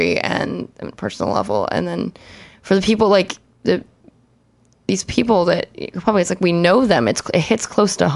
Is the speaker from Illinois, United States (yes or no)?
yes; Chicago, Illinois, United States; now in Los Angeles, United States; I'm from Chicago